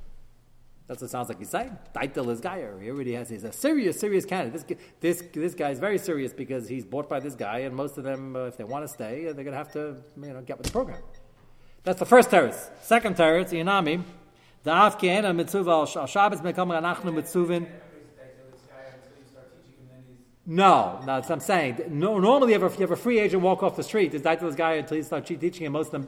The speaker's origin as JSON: {"language": "English", "country": "United States", "said": "I'm American"}